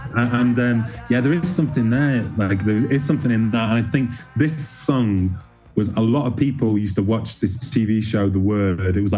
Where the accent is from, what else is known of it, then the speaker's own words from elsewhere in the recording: Manchester, North West England, United Kingdom; growing up in Manchester